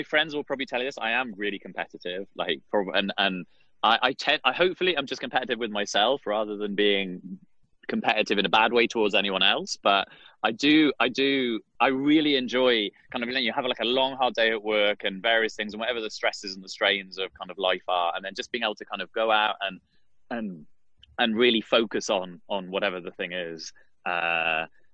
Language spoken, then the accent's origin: English; Wales, United Kingdom; accent: British; moved away as an adult; now in Washington, D.C., United States; I grew up in Wales, so we'd play a lot of rugby